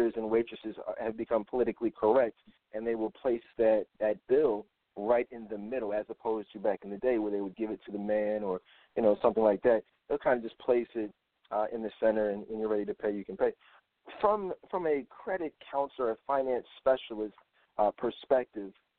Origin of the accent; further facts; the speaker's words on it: Philadelphia, Pennsylvania, United States; I'm from Philadelphia.